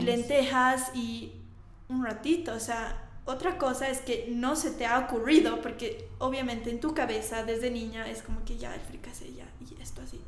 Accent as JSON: {"language": "Spanish", "country": "Bolivia", "moved": "as an adult", "said": "ahora he vuelto a Bolivia. Bueno, ya he vuelto hace dos años y medio"}